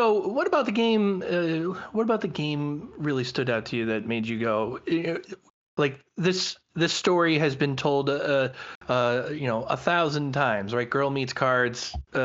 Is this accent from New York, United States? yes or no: no; Massachusetts, United States; I am from Massachusetts